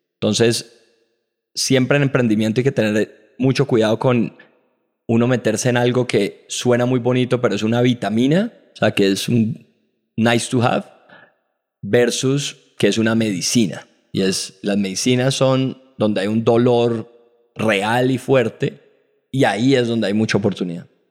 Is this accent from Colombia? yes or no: yes; Colombia; Como colombianos